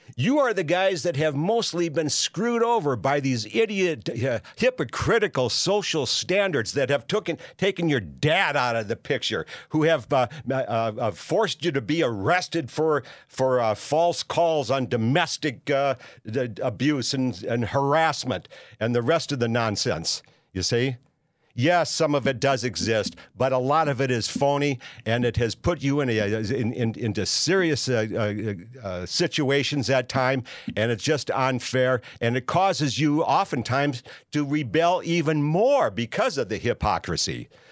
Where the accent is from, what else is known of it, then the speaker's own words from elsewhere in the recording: Minneapolis, Minnesota, United States; moved away; also born or lived in Saint Paul; I was born in Saint Paul and raised in Minneapolis